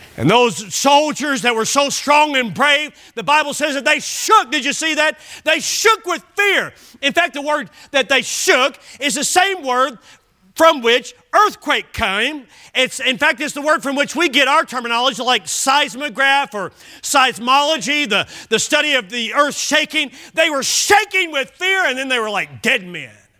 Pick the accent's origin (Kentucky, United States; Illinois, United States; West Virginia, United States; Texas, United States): Kentucky, United States; Bowling Green; now in Oklahoma, United States; Bowling Green, my hometown